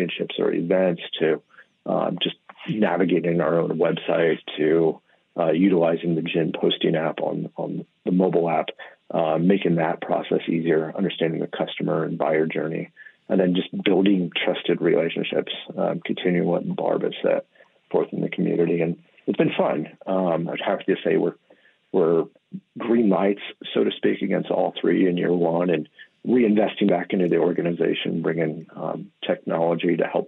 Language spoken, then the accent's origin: English; Midwest, United States; also born or lived in Monterey, California; now in Oregon, United States; I grew up in the Midwest